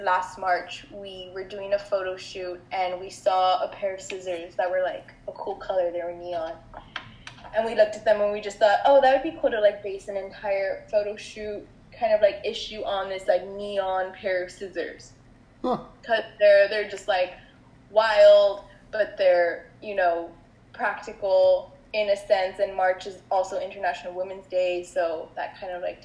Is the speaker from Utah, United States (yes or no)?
no; Laredo, Texas, United States; I am from Laredo